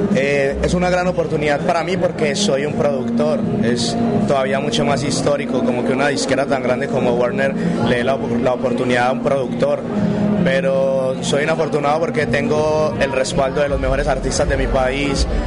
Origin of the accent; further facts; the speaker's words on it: Medellín, Antioquia, Colombia; yo soy de un barrio al noroccidente de Medellín que se llama